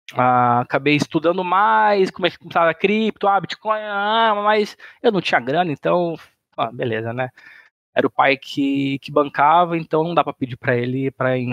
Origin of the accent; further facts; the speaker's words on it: Sinop, Mato Grosso, Brazil; moved away as an adult; also born or lived in São Paulo; now in Florianópolis, Brazil; eu sou natural de São Paulo, mas eu moro no Mato, mas eu morei no Mato Grosso praticamente a vida inteira. 20 anos morei no, no Mato Grosso